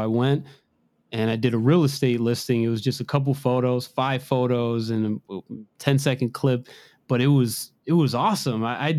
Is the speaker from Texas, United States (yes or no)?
no; Maryland, United States; I live in Rockville, Maryland. I'm from, I'm right from around the Washington, D.C. metro area, although heavily regulated. I like it out here. It's nice.